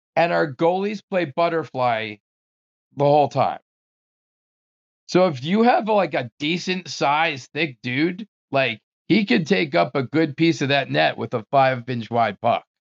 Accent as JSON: {"language": "English", "town": "Bergenfield", "region": "New Jersey", "country": "United States", "tie": "born or raised there", "also_born_or_lived": "Maryland", "moved": "as an adult", "said": "I grew up in New Jersey"}